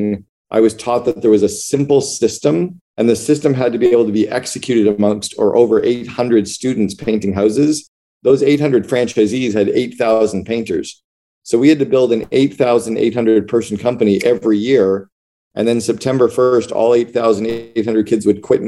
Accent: Northern Ontario, Canada; moved away; also born or lived in Seattle / Vancouver / Barbados; I grew up in Northern Ontario in Canada, in a city of about 80,000 people

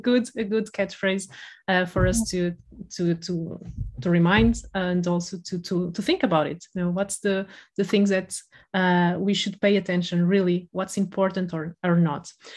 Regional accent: Porto, Norte, Portugal; accent: Porto; now in Lisbon, Portugal; I'm from the north of Portugal, I'm from Porto, and I moved to Lisbon

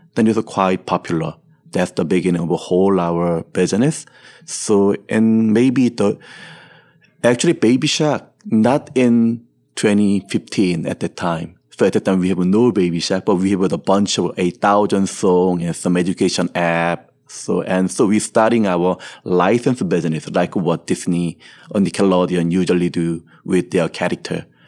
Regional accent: Seoul, South Korea; I was born and raised in Seoul, South Korea

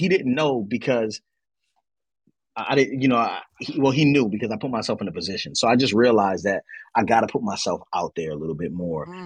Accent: Baltimore, Maryland, United States; moved away as an adult; I'm Baltimore, born and raised

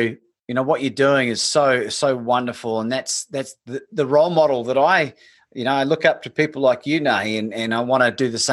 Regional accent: Christchurch, Canterbury, New Zealand; I grew up in Christchurch

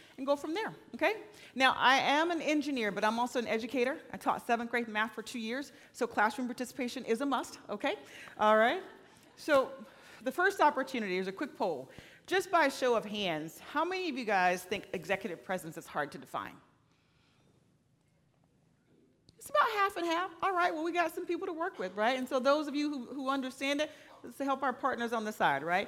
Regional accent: Florida, United States; now in Oregon, United States; I'm from Florida

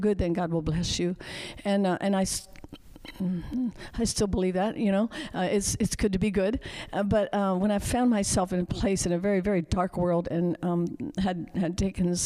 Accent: United States; Jonas and I grew up in the Amish culture

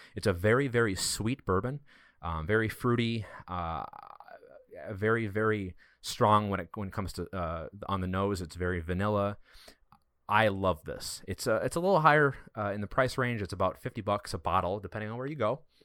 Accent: Wisconsin, United States; we're all from Wisconsin.

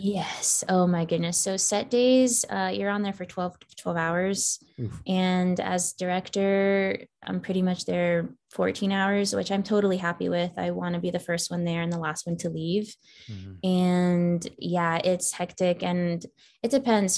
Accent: Falls Church, Virginia, United States; moved away as an adult; now in Los Angeles, United States; I grew up in Falls Church, Virginia. So that is in the DMV as they call it. That's DC, Maryland, Virginia. So the northern part of Virginia

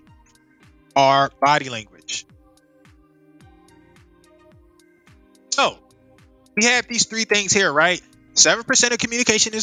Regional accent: United States; I'm Black American, or I'm from America

